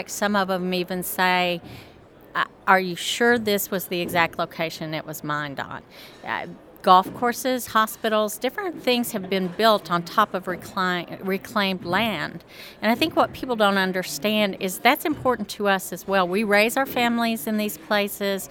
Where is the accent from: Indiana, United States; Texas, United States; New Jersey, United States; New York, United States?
Texas, United States; Amarillo; moved away as an adult; now in Denver, United States; I'm from Amarillo, Texas originally, spent all my life there and moved to Denver 13 years ago